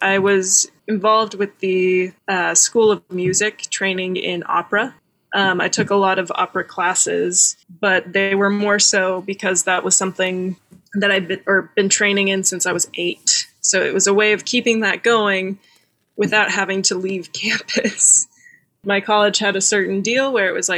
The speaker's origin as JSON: {"language": "English", "town": "Dallas", "region": "Texas", "country": "United States", "tie": "born or raised there", "also_born_or_lived": "Austin, Texas", "said": "I grew up in Dallas, Texas, in one of the big cities of Texas"}